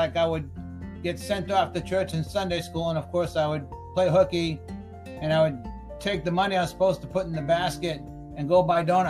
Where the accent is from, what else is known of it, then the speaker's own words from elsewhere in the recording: Boston, Massachusetts, United States; I grew up in Boston, in Dorchester, or as we like to say, Dorchester